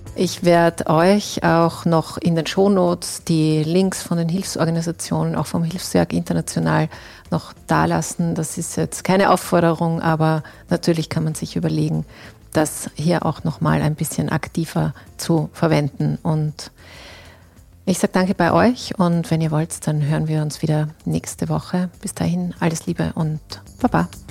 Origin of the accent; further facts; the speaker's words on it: Austria; bei uns in Österreich